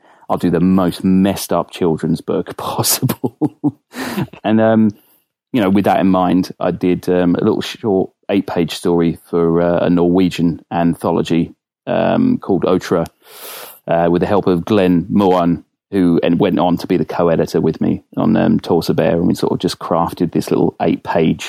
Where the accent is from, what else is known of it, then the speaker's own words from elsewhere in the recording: Winslow, South East England, United Kingdom; also born or lived in Hammersmith, London / Aylesbury; I was born in Hammersmith in London, and then moved down to a little village called Winslow